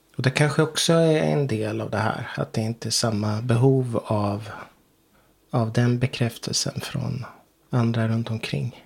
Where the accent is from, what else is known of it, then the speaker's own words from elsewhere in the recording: Ryda, Sweden; moved away as an adult; now in Knesta, Sweden; Trots att jag känner mig som Rydabo mm. fortfarande. Jag kommer från Ryda